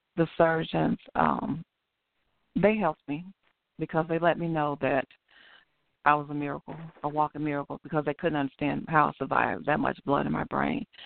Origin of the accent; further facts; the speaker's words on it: Chicago, Illinois, United States; grew up in Chicago, Chicago, Illinois. I grew up on the west side.